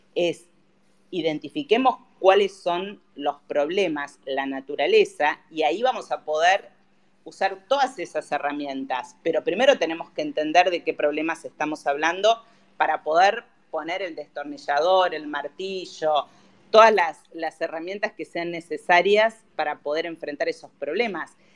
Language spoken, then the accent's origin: Spanish; Argentina; como argentinos